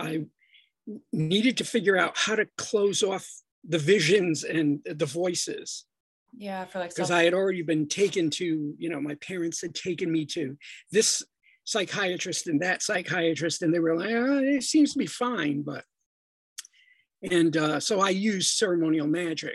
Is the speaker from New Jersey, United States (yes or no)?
no; Providence, Rhode Island, United States; I'm originally from Providence, Rhode Island.